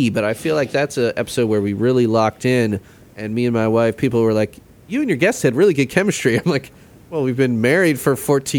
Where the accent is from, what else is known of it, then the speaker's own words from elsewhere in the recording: Midwest, United States; Midwestern. And I've been doing stuff trying to highlight, you know, the flyover states, you know, being a Midwesterner.